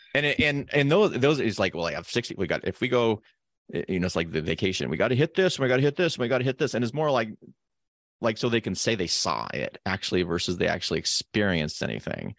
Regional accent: Carson City, Nevada, United States; I grew up in Carson City, Nevada

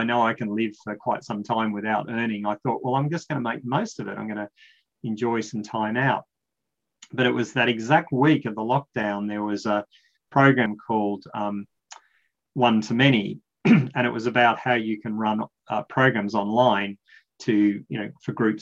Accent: Australia; I'm talking a bit slow because I'm an Australian

